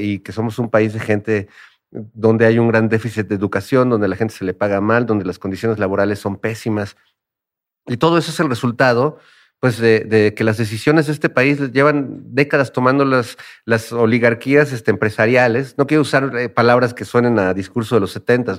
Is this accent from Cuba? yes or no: no; Mexico City, Mexico; todo lo que hemos vivido también como mexicanos y como habitantes de la Ciudad de México